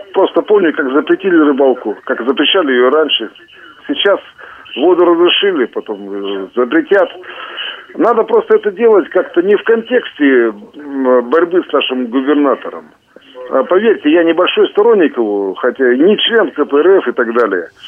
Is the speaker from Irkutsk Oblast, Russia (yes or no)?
yes; Irkutsk, Irkutsk Oblast, Russia; Я старый байкальский рыбак, должен представиться как иркутянин и как старый байкальский рыбак.